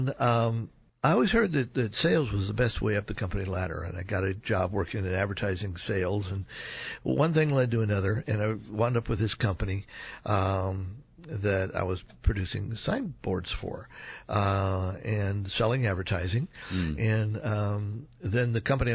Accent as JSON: {"language": "English", "town": "Alameda", "region": "California", "country": "United States", "tie": "born or raised there", "also_born_or_lived": "Tehran, Iran", "said": "I grew up in Alameda, California. My folks were Navy. That's why we went to Alameda"}